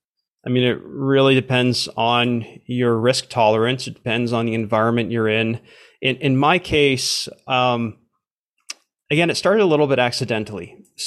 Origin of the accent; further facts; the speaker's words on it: Canada; also born or lived in Romania / South Korea; Born in Romania, but grew up for most of my life in Canada.